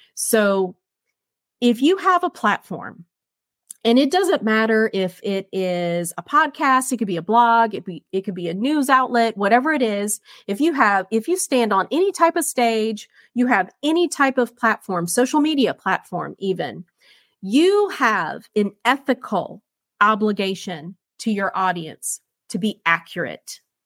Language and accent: English; United States; as a conservative, as a Marine Corps veteran, uh, as an American